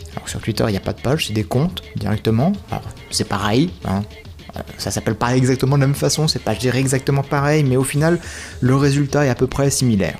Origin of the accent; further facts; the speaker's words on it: France; je suis français